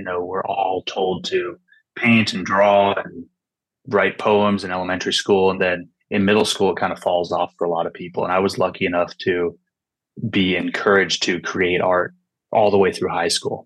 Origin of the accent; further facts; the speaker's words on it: California Bay Area, United States; also born or lived in Washington; I was born in Washington, but I grew up in California Bay Area.